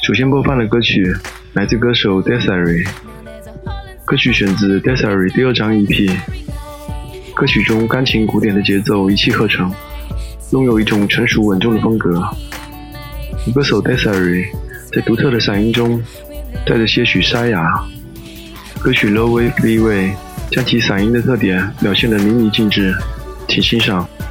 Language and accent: Chinese; China; 我们中国人